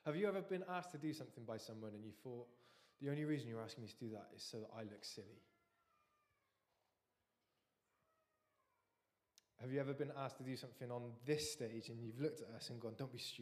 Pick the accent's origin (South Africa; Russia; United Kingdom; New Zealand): United Kingdom; England; as English people